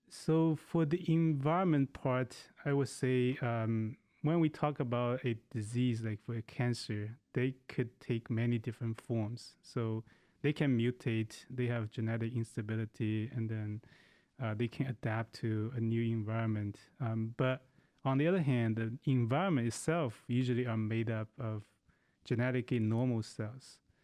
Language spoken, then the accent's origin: English; China; moved away; I grew up in China.